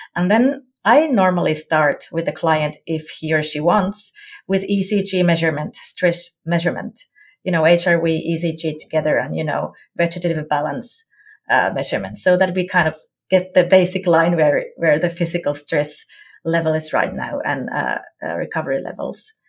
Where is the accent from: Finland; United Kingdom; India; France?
Finland; Jyväskylä, Central Finland; I come from Finland, Jyväskylä.